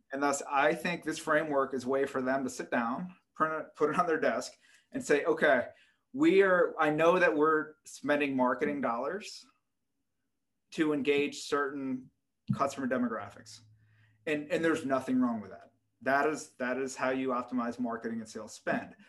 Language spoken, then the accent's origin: English; United States; being an American